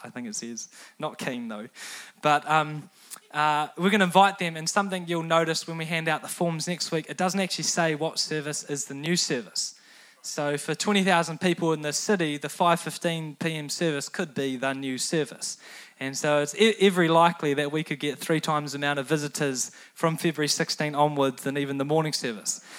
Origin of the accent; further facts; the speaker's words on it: New Zealand; teenagers growing up in New Zealand